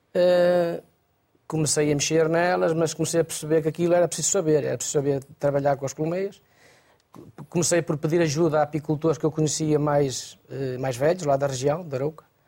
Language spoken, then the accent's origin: Portuguese; Arouca, Aveiro District, Portugal; eu sou da região da Arouca